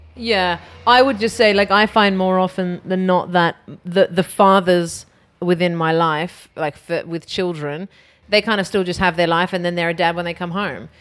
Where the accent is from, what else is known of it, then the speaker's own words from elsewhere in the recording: Australia; growing up in Australia